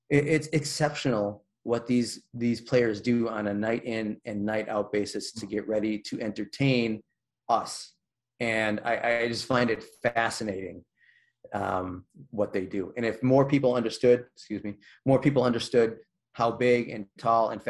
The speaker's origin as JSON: {"language": "English", "town": "Chicago", "region": "Illinois", "country": "United States", "tie": "born or raised there", "said": "I grew up in Comiskey on the south side. Comiskey Park was old Comiskey Park was my place. This was my place"}